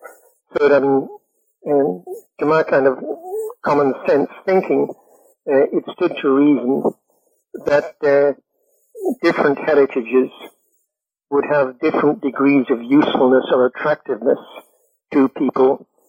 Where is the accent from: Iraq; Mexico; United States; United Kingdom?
United Kingdom; I said, you know, I don't have a methodology, I'm British.